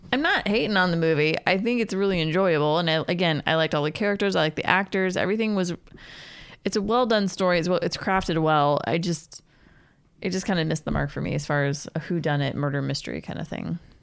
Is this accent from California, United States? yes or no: no; Pennsylvania, United States; moved away; also born or lived in Pittsburgh; I grew up in Pennsylvania in my high school years.